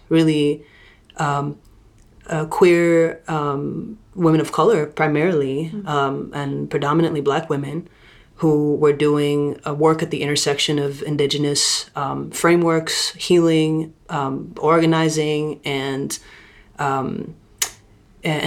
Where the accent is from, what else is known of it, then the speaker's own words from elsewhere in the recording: Saudi Arabia; moved away; also born or lived in Lebanon; I'm from Lebanon by culturally, and I'm also grew up in Saudi Arabia